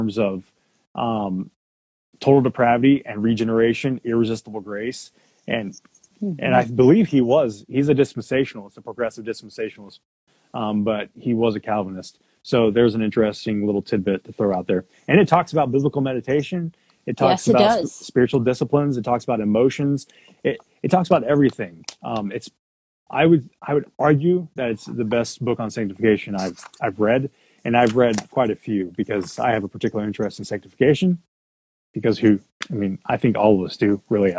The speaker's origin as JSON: {"language": "English", "town": "Houston", "region": "Texas", "country": "United States", "tie": "born or raised there", "said": "I was born in Houston"}